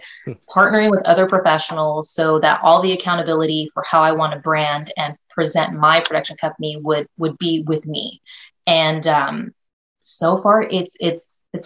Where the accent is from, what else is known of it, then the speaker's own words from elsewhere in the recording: North Bay area, California, United States; also born or lived in Philippines; came to California when I was about maybe 3 or 4. So I've been a California girl ever since, always been in the North Bay area